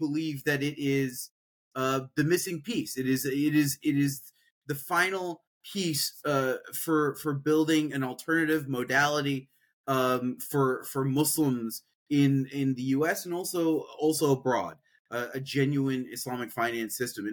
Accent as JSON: {"language": "English", "town": "Peoria", "region": "Illinois", "country": "United States", "tie": "born or raised there", "said": "I'm a Midwestern kid, born and raised in Peoria, Illinois, which is in central Illinois"}